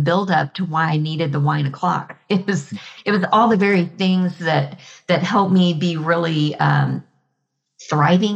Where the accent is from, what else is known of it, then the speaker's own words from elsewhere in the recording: Texas, United States; I'm a Texan